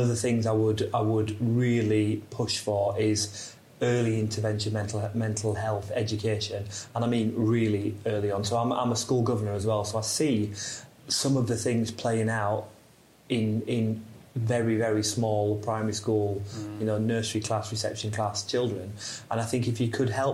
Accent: Yorkshire and the Humber, United Kingdom; moved away; I'm from South Yorkshire originally, so my dad's a steelworker, my mum was a home help

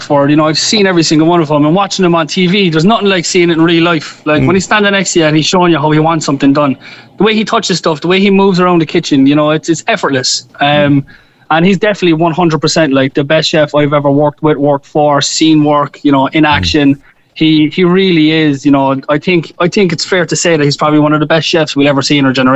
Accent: Cork, Munster, Ireland; moved away as an adult; now in United States; being Irish and being from Cork

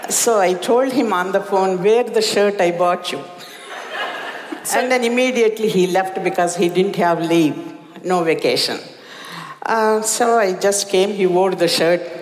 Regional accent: India; moved away as an adult; now in United States; As an Indian woman, even though a little bit educated, my parents said, I think this guy would be good for you.

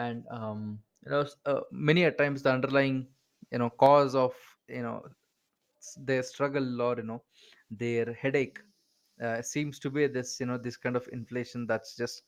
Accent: Bangalore, Karnataka, India; I am an Indian, I come from a city called as Bangalore

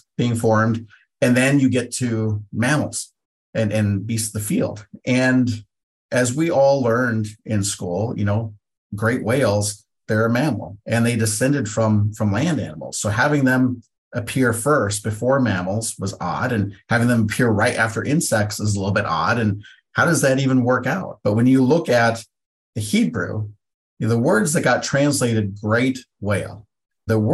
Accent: Pacific Northwest, United States; I'm from the Pacific Northwest.

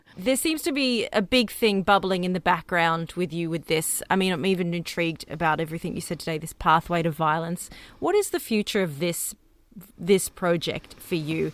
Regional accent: Australia; we're Australian

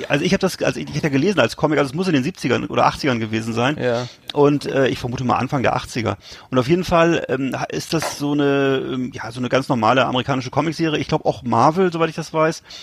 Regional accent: Germany; als Deutscher

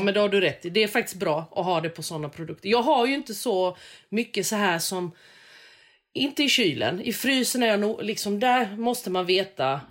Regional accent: Växjö, Kronoberg County, Sweden; gjorde vi hemma i Växjö

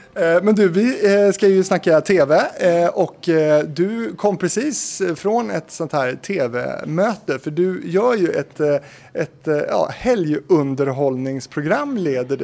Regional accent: Stenungsund, Västra Götaland, Sweden; Jag är ju från Stenungsund

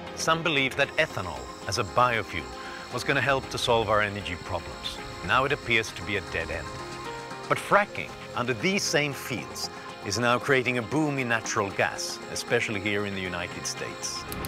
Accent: Sweden; I am a writer and an analyst born and raised in Sweden

